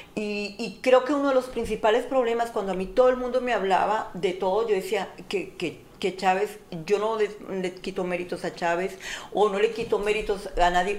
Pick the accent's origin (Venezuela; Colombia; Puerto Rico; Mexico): Colombia; Como colombiana